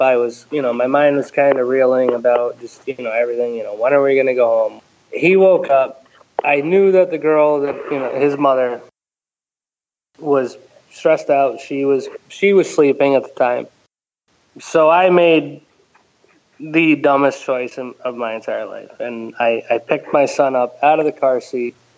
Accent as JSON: {"language": "English", "town": "Ellington", "region": "Connecticut", "country": "United States", "tie": "born or raised there", "said": "I grew up in uh, Ellington, Connecticut"}